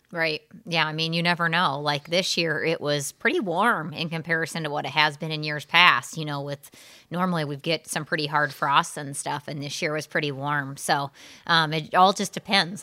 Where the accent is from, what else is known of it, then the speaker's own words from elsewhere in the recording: Southern Illinois, United States; moved away; I'm from Southern Illinois originally